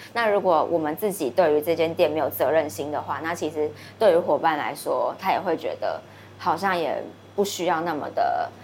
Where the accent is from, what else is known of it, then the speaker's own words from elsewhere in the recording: southern Taiwan, Taiwan; 我南部老家的对面是一间，也是屠宰场